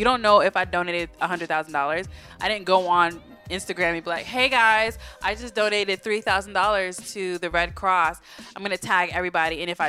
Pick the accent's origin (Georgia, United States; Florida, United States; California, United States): Florida, United States; moved away; I am from Florida, even though I don't like to claim it, right? And I've been through quite a bit of hurricanes in my life.